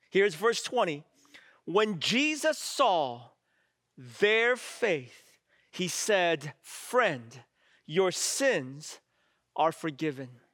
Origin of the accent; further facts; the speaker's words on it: San Francisco, California, United States; I grew up in San Francisco